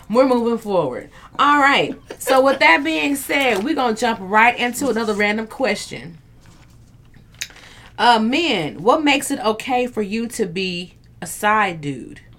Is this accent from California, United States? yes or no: no; Eau Claire, Wisconsin, United States; also born or lived in Texas; I grew up in Eau Claire